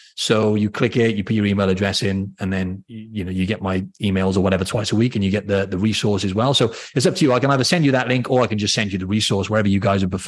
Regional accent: Cardiff, Wales, United Kingdom; accent: Welsh; So for anyone who doesn't know, in Wales, I'm from the city, the capital, C

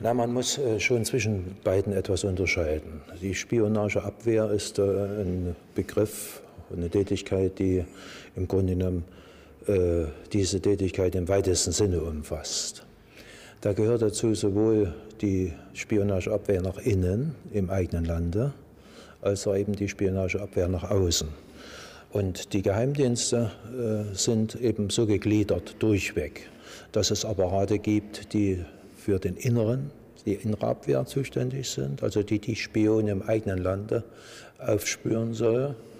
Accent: East Germany, Germany; bei uns in der DDR

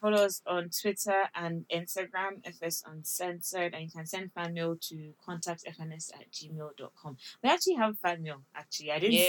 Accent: Nigeria; every time we tell them that we're from Nigeria

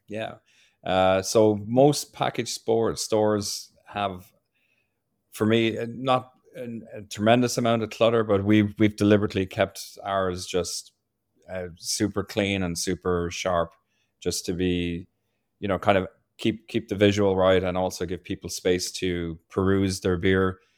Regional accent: Ireland; now in Maryland, United States; I was born and raised in a pub in Ireland

